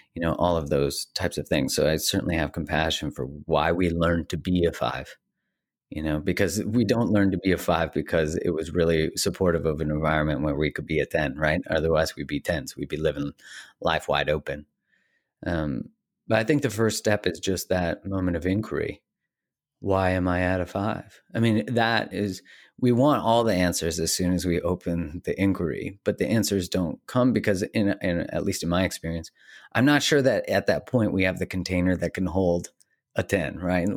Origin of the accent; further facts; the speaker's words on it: Calgary, Alberta, Canada; I grew up in Calgary, Canada